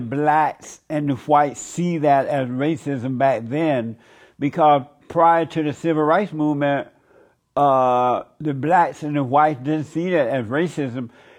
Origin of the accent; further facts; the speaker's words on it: Alabama, United States; I grew up under Jim Crow law. I know about the colors only, the whites only. I grew up in Alabama at that time.